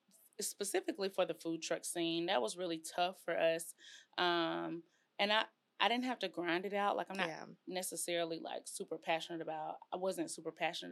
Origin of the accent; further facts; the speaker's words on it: College Station, Texas, United States; And I come from College Station.